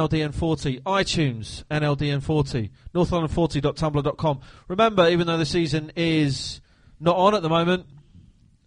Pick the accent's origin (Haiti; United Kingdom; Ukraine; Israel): United Kingdom; Surrey, South East England; I hail from Surrey myself. Yes, perfect. I do. My family, born and bred there. We're all Surrey people.